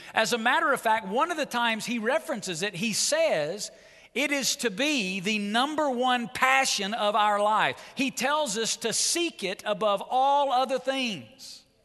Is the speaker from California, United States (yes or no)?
no; Muscle Shoals, Alabama, United States; moved away as an adult; now in Las Vegas, United States; I was raised in Muscle Shoals, Alabama